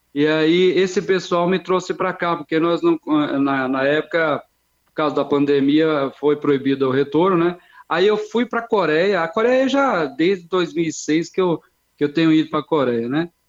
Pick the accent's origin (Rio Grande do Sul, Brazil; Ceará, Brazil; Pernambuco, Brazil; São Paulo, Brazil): Ceará, Brazil; also born or lived in Osasco / Londrina; now in Araçariguama, Brazil; Sou, sou cearense, sou cearense